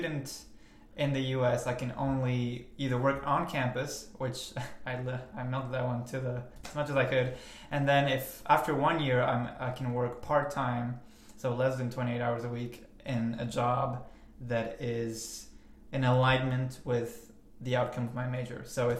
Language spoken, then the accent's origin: English; Belgium; It was kind of interesting growing up in Belgium specifically, because like it's kind of like a hub, like a lot of people from all over the world end up in Brussels for some reason, so there wasn't like one set culture.